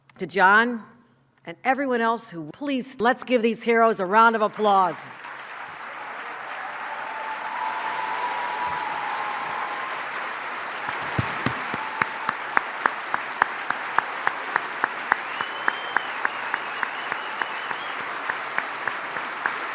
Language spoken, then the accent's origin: English; Buffalo, New York, United States; my hometown of Buffalo